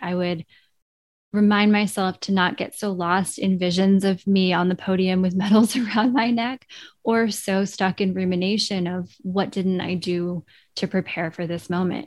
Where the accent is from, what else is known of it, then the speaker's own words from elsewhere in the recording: Vermont, United States; growing up in Vermont, there was always this strong sense of place in the natural world